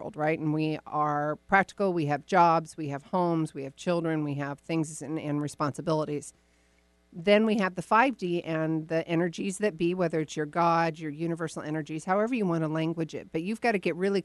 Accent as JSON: {"language": "English", "town": "Woodinville", "region": "Washington", "country": "United States", "tie": "born or raised there", "said": "my hometown"}